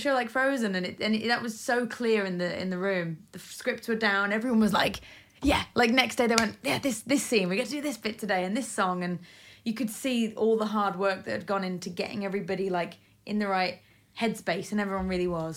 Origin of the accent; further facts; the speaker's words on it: Isle of Man; moved away; I grew up in the Isle of Man where we had great amateur dramatics